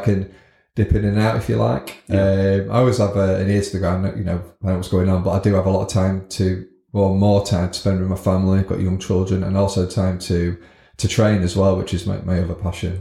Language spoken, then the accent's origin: English; Scunthorpe, Yorkshire and the Humber, United Kingdom; born and bred in Scunthorpe.